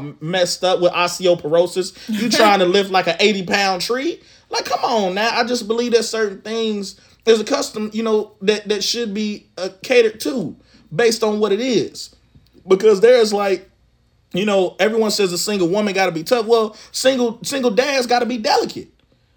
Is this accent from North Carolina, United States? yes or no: yes; Charlotte, North Carolina, United States; I'm from the South